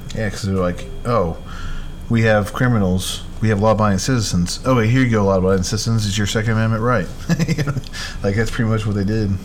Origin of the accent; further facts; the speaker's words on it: Arizona, United States; in Arizona, obviously that's where I grew up at.